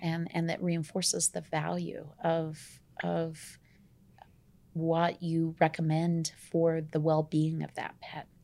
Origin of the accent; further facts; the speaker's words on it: Tulsa, Oklahoma, United States; moved away as an adult; now in Colorado, United States; I'm from Oklahoma